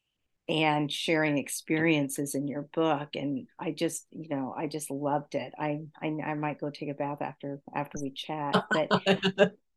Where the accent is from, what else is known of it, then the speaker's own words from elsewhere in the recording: Indiana, United States; I'm from Indiana